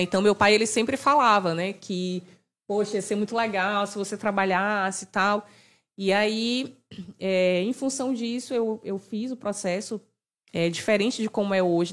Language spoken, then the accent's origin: Portuguese; Maranhão, Brazil; Maranhão é saliente